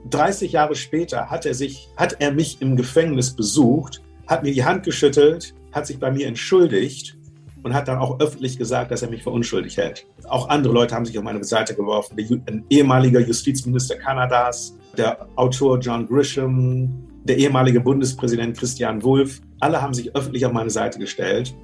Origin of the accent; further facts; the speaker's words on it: Germany; moved away; also born or lived in United States; komme ich zurück nach Deutschland, mein Heimatland